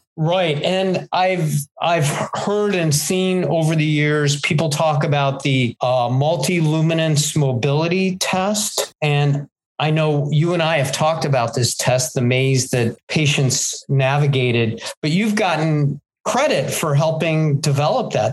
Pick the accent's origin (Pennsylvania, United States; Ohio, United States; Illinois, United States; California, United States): Ohio, United States; Cleveland; I grew up in Cleveland